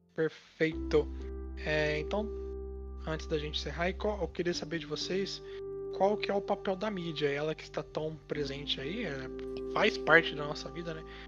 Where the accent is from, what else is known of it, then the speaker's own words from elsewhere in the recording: Brazil; nós brasileiros